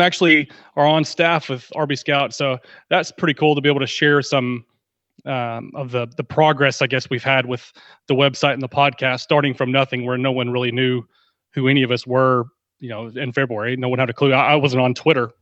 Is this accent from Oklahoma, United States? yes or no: no; Texas, United States; I'm from Texas, and I've, I know a few people that know that I'm in the Dallas area, so, uh, football has been bred into me from birth